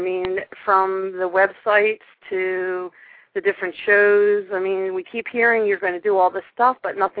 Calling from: North Dakota, United States; I'm calling from North Dakota.

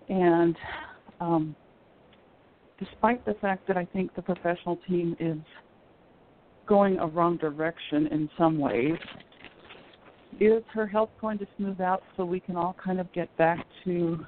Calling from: Colorado, United States; This is …. I'm in Colorado.

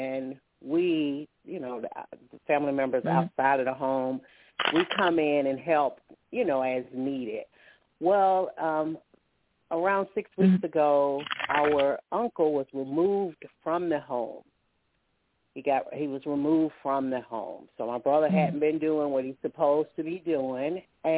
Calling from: Alabama, United States; I'm calling from Alabama.

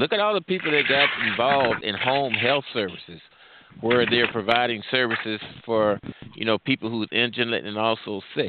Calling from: St. Louis, Missouri, United States; I'm calling from the St. Louis area.

